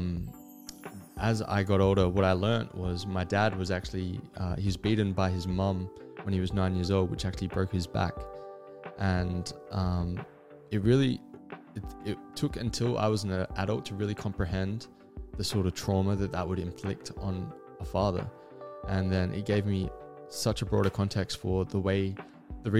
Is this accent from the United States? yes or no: no; Adelaide, South Australia, Australia; I'm from Adelaide, South Australia, and I grew up with two older sisters